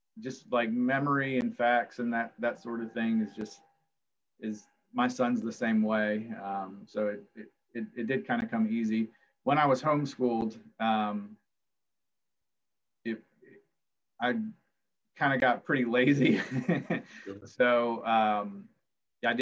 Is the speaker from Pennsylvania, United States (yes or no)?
no; Culpeper, Virginia, United States; moved away; I grew up in the county, a house up in the woods